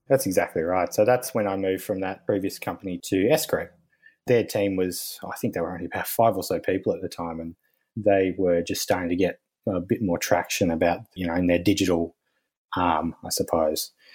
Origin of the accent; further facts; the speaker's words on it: Tasmania, Australia; moved away as an adult; back with my wife to where we grew up in Tasmania, which is the little island down the bottom of Australia